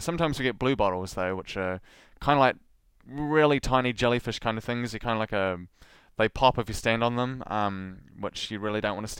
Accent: New Zealand; as a New Zealander

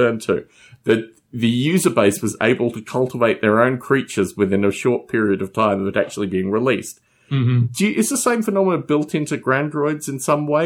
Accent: Australia; also born or lived in United Kingdom; now in United States; I wasn't actually born in the UK. I was born in Australia

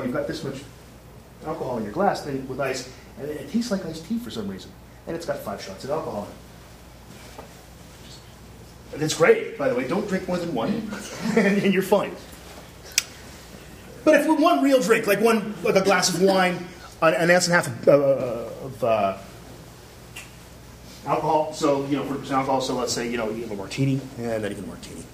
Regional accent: Canada; I'm Canadian

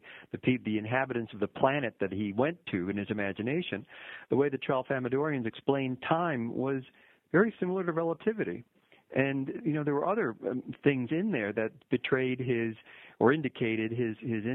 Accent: Midwest, United States; I'm a Midwesterner

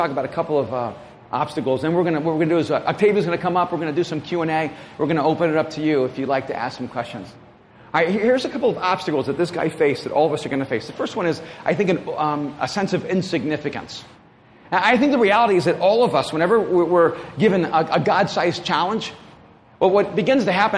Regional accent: El Salvador; moved away; my grandparents were raising me in El Salvador

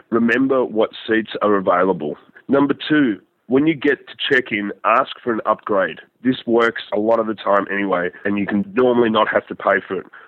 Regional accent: Australia; I'm an Australian

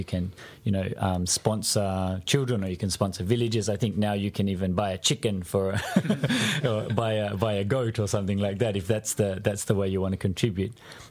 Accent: Australia; But because I was over there as an Australian, we fortunately had the chance to meet the Australian team when they arrived and participate with them.

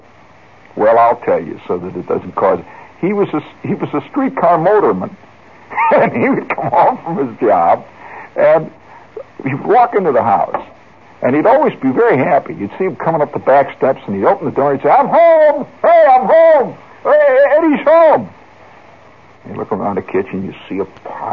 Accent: Indiana, United States; moved away; I'm from Indiana

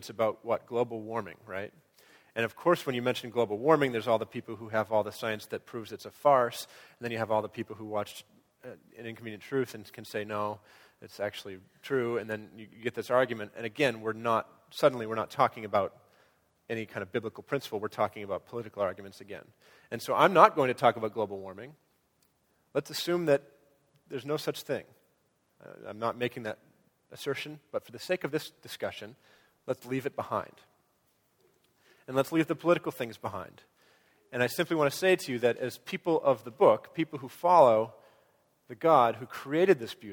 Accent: Maine, United States; now in Rochester, United States; I'm from Maine, where we say lilac

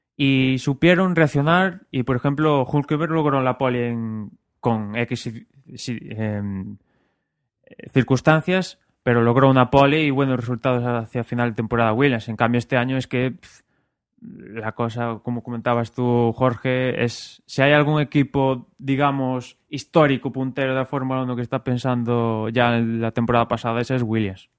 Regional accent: Spain; somos españoles

